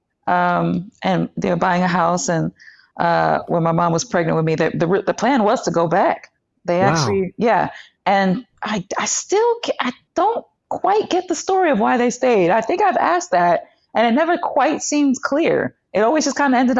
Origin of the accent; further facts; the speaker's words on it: New York City, New York, United States; also born or lived in Long Island; Well, I'm from East New York, Brooklyn. Born in Coney Island, actually.